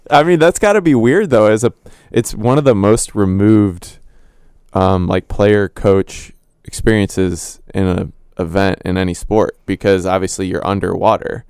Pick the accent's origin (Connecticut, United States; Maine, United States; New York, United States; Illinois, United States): Illinois, United States; moved away; I'm from Illinois